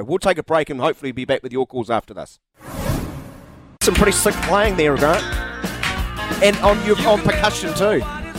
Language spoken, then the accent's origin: English; New Zealand; I'm a New Zealander.